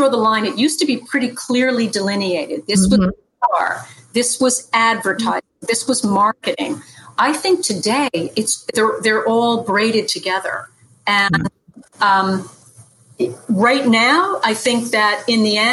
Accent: Dutchess County, New York, United States; I am a Dutchess County girl. Yes, I am. Dutchess County. In fact, I'm probably going to die about 3 miles away from the place where I was born

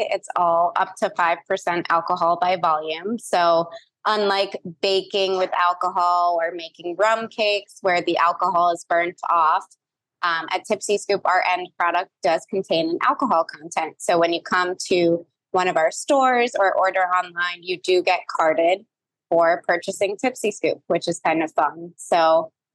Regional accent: New York City, New York, United States; I am from New York City, which I know is unusual, but I was actually born there and grew up there.

